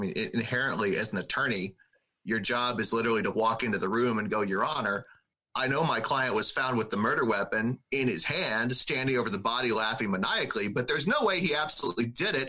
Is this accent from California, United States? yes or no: no; Little Rock, Arkansas, United States; moved away as an adult; now in Seattle, United States; I grew up in Little Rock, Arkansas